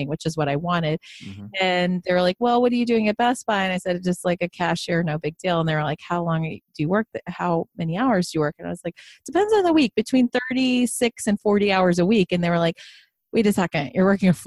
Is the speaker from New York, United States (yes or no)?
yes; Long Island, New York, United States; I grew up in a HUD house. So we were in low income housing on Long Island